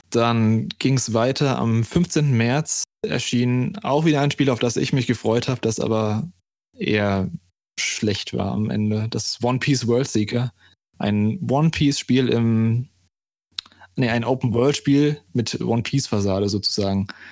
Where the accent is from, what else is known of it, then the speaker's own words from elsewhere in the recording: Germany; wie ich als Deutscher sage